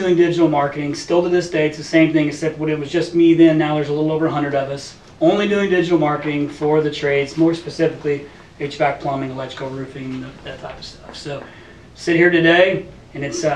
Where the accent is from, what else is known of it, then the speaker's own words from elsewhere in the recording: Indiana, United States; moved away as an adult; now in Arizona, United States; I'm from Indiana